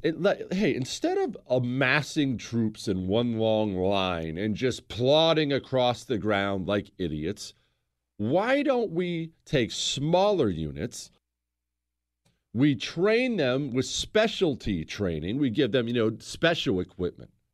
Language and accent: English; United States; I'm an American